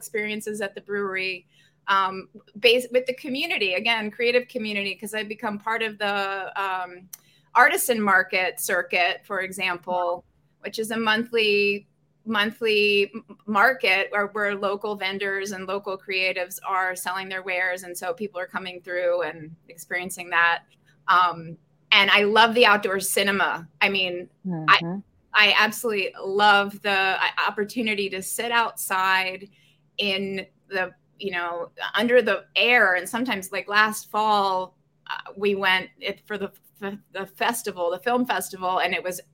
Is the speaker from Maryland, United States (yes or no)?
yes; Maryland, United States; moved away as an adult; also born or lived in California / Asheville, North Carolina / Boston / Copenhagen; now in Rockaway, United States; I grew up in Maryland